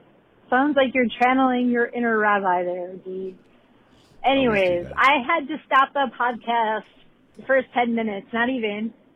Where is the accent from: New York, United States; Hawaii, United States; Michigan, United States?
Michigan, United States; I'm also from Michigan. I'm actually here in Michigan right now and just arrived in Flint.